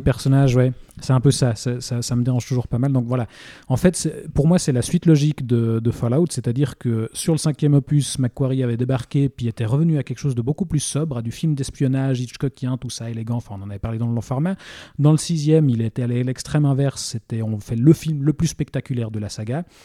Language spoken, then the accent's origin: French; Switzerland; chez nous en Suisse